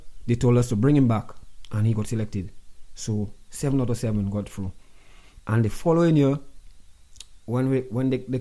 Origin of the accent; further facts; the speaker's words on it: Roseau, Saint George, Dominica; I'm from Newton